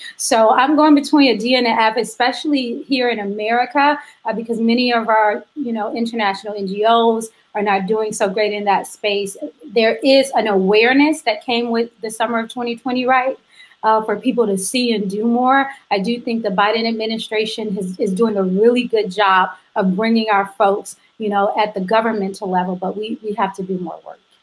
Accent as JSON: {"language": "English", "town": "Chicago", "region": "Illinois", "country": "United States", "tie": "born or raised there", "said": "my hometown of Chicago, which is where I am now"}